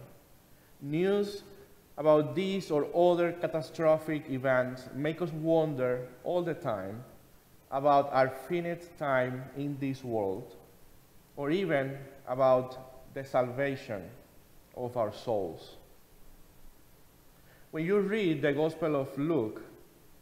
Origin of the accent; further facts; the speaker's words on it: Cuba; moved away; I remember being a teenager in my home country in Cuba and joining my mother especially, going to a fortune teller or spiritist in my hometown